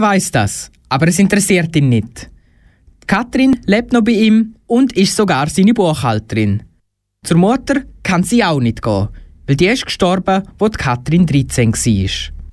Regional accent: Graubünden, Switzerland; Für mich als Bündner

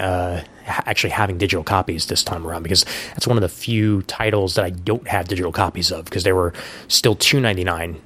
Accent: New York City, New York, United States; also born or lived in Honesdale, Pennsylvania / Seattle, Washington; I've lived in Brooklyn all but like 4 months out of my life

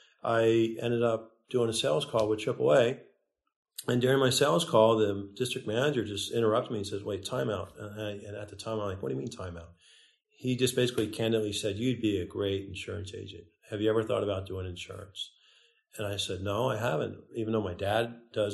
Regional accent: outside of Philadelphia, Pennsylvania, United States; now in Penngrove, United States; I grew up in Pennsylvania, outside of Philadelphia

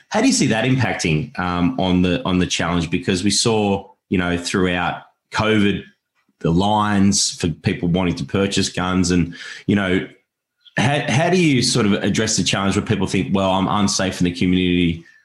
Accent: Australia; as an Australian

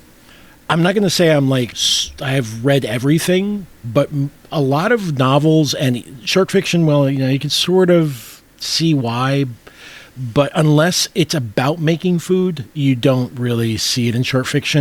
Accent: Puerto Rico; moved away; Having been born and raised in Puerto Rico

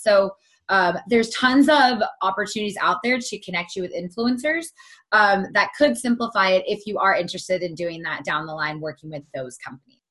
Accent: Southern California, United States; also born or lived in Pittsburgh; I'm from Southern California.

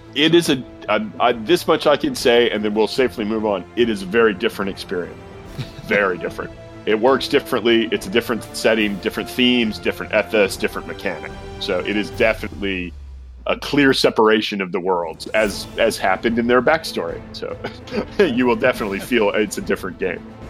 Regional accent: California, United States; I'm a Californian

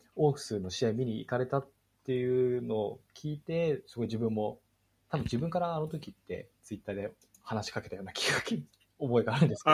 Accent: near Kashiwa, Chiba, Japan; 自分は出身は千葉で、まあ、柏の近くに住んでいたので

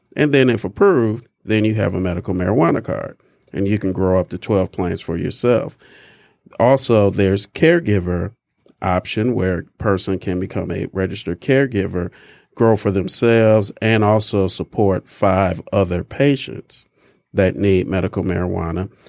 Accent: Detroit, Michigan, United States; I'm a Michigan native, born and raised in Detroit

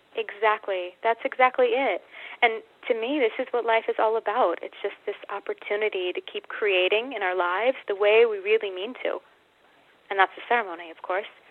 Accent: United States; moved away as an adult; also born or lived in Australia; I'm American

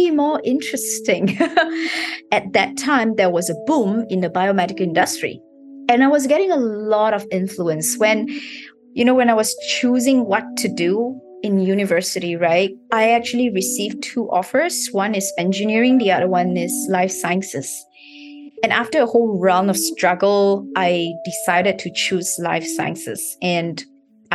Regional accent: Malaysia; moved away as an adult; now in Singapore; I was born in Malaysia

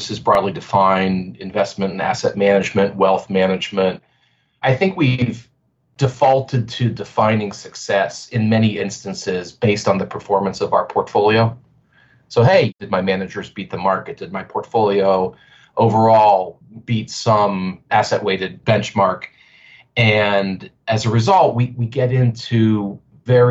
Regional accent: Pittsburgh, Pennsylvania, United States; I'm born and raised in Pittsburgh

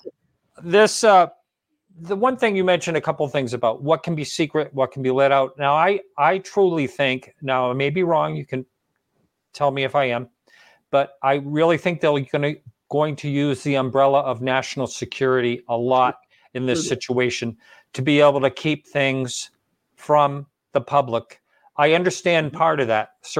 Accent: United States; as an American

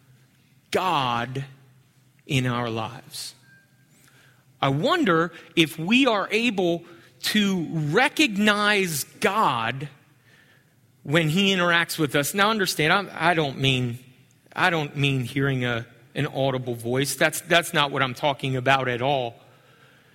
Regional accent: Pennsylvania, United States; moved away; I grew up in Pennsylvania

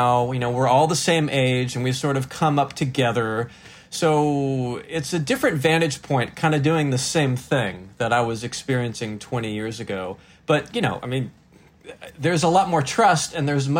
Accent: North Carolina, United States; also born or lived in Los Angeles, California; I'm from North Carolina

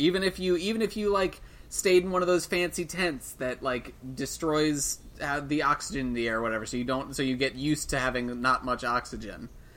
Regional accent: United States; Yeah, it doesn't matter. We're American.

